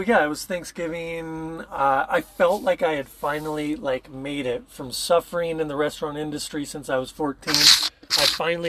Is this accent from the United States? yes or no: yes; Portland, Oregon, United States; moved away as an adult; I was born in Portland, Oregon, and I lived there for 30 years, and then I left 12 years ago, because I'm 42 now, mm-hmm. So for 12 years I've been nomadic